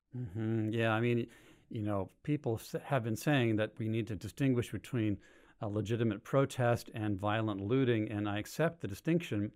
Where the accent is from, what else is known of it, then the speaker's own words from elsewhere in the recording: Berkeley, California, United States; born and raised in Berkeley